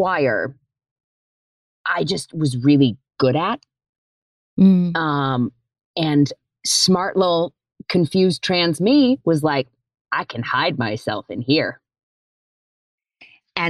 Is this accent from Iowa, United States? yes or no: yes; Tiffin, Iowa, United States; I was born in Iowa. I grew up in a town called Tiffin, T-I-F-F-I-N